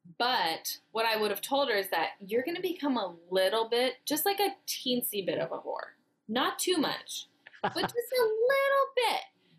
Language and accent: English; Fairfax, California, United States; now in Los Angeles, United States; I am from the bougie part of the Bay. I am from Fairfax, which is a hippie town in the middle of the bougie part of the Bay.